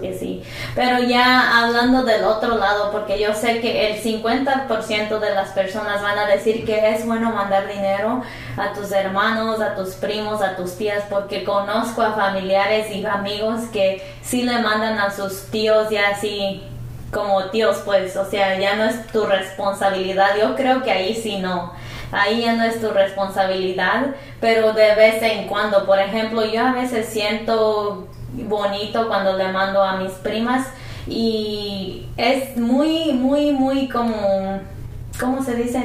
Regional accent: Mexico; now in United States; tú y yo crecimos en México

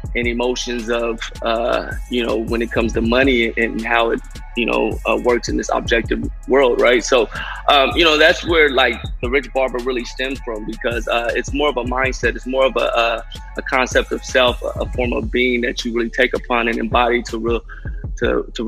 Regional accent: Sacramento, California, United States; I'm originally from Sacramento, California, just like you two. And, yeah, you know, as far as, you know, my backstory, I just, you know, grew up in an Alkali Flat neighborhood of downtown

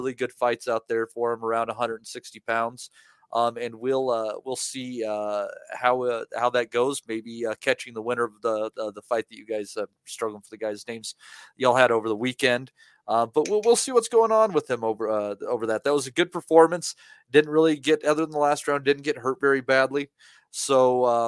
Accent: Colorado, United States; my home state of Colorado

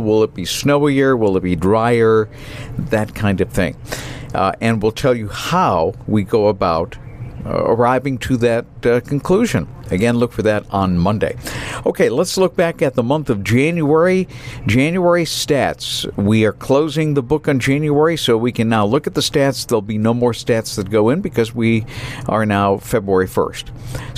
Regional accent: New Bedford, Massachusetts, United States; moved away; I'm originally from New Bedford, Massachusetts

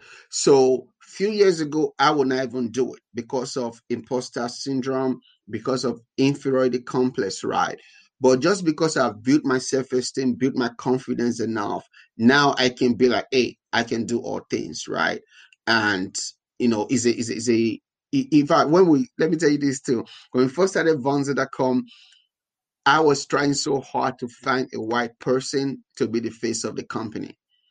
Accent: Nigeria; now in United States; being black in tech, having an accent in tech, being Nigerian in tech

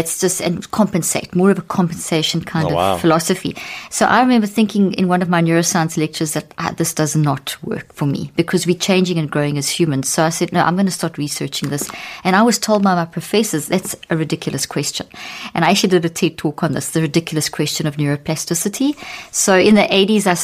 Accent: South Africa; moved away; also born or lived in Zimbabwe; I was born in Zimbabwe and grew up in South Africa, and in the apartheid era

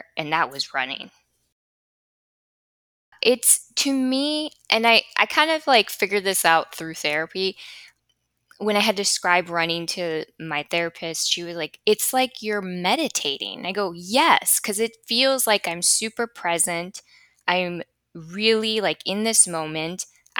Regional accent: Chicago, Illinois, United States; now in Florida, United States; But I was coming from Chicago, and the life that I had in Chicago was just pure escapism.

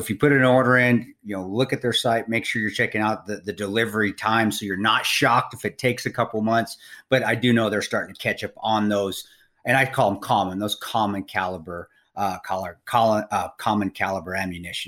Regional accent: Paonia, Colorado, United States; moved away; living and growing up around Paonia, I know that they're just salt of the earth people, and it's a salt of the earth farm with my family still living in the Western Slope there

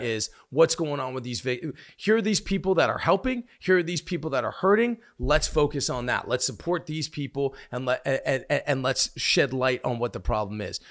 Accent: United States; I'm an American

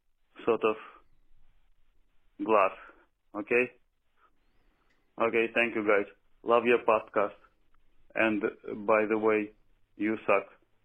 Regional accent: Russia; I am from Russia.

